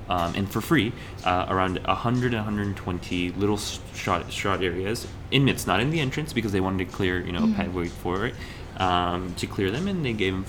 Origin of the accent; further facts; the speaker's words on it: Kurukshetra, Haryana, India; I'm from Kurukshetra